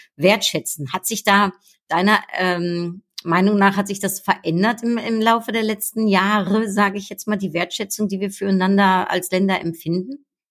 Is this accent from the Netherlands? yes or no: yes; Netherlands; now in Germany; Ich bin ja Niederländerin in Deutschland